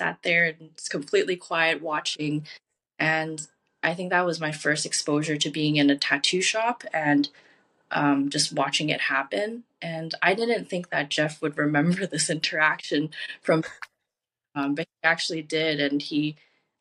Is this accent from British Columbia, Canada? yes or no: yes; Richmond, British Columbia, Canada; now in Vancouver, Canada; I was born and raised in Richmond